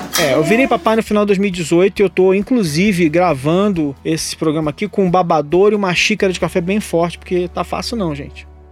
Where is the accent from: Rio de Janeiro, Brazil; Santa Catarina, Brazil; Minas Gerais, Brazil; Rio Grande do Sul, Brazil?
Rio de Janeiro, Brazil; now in São Paulo, Brazil; Rio de Janeiro, onde eu nasci, mas de onde eu saí há mais de 20 anos